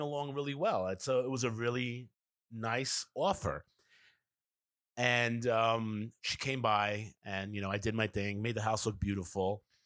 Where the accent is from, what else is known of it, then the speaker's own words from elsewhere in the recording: New York City, New York, United States; Kevin and I grew up in New York City